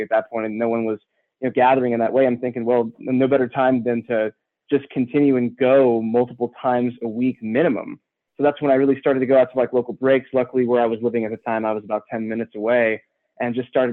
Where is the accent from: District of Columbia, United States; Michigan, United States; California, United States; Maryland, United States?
California, United States; San Diego; I grew up and born and raised in San Diego, more in the suburbs